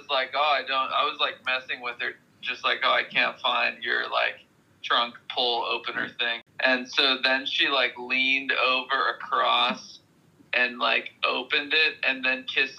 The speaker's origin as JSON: {"language": "English", "town": "Columbus", "region": "Ohio", "country": "United States"}